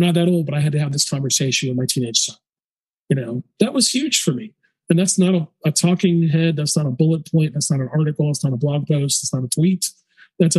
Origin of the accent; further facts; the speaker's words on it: the South, United States; growing up in the South